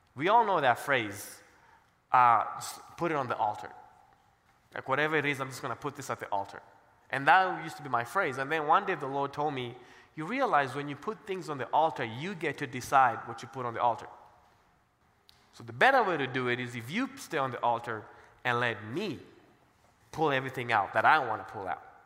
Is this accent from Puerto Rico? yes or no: no; Kenya; also born or lived in Cincinnati; now in Colorado Springs, United States; I'm black and I'm from Kenya